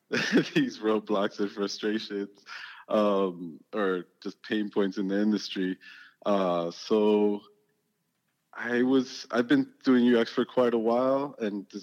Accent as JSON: {"language": "English", "town": "Hialeah", "region": "Florida", "country": "United States", "tie": "born or raised there", "also_born_or_lived": "Miami", "moved": "as an adult", "said": "I came from Hialeah. I grew up there."}